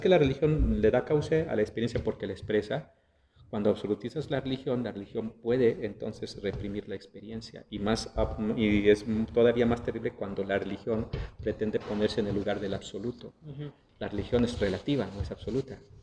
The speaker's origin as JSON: {"language": "Spanish", "country": "Mexico", "said": "somos eh, como, como, mexicanos, nacimos en el contexto de una cultura católica"}